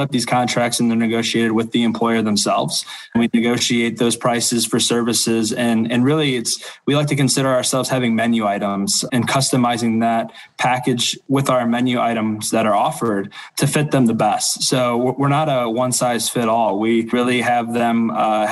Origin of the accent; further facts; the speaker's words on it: Toledo, Ohio, United States; moved away as an adult; now in Detroit, United States; I'm originally from Toledo, Ohio, and have recently moved up for my new role here at Henry Ford